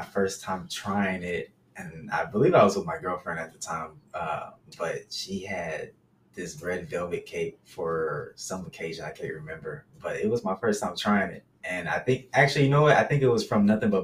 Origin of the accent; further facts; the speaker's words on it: Dallas, Texas, United States; moved away as an adult; now in Houston, United States; I was raised in Dallas